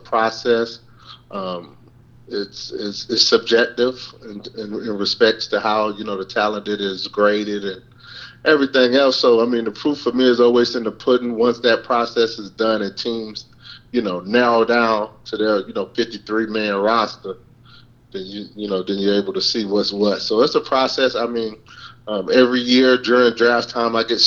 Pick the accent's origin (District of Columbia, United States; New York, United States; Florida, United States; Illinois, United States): Florida, United States; Miami; moved away as an adult; also born or lived in New Orleans / Baton Rouge / Memphis; my hometown being Miami, Florida